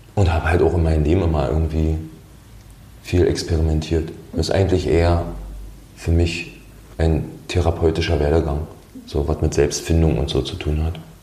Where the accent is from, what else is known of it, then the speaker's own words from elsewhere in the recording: Brandenburg, Germany; also born or lived in Austria; now in Potsdam, Germany; ich komme aus einem kleinen Städtchen aus dem Land Brandenburg